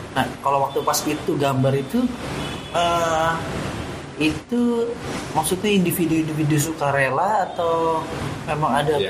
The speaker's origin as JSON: {"language": "Indonesian", "town": "Depok", "region": "West Java", "country": "Indonesia", "said": "gue sebagai warga Depok"}